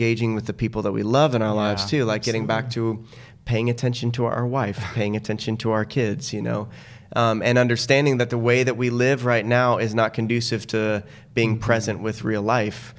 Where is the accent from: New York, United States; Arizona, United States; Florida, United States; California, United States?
Arizona, United States; Tucson; I grew up in Tucson without a pool